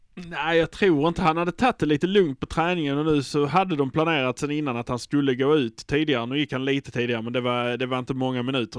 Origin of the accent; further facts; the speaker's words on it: Malmö, Skåne, Sweden; vi är från Malmö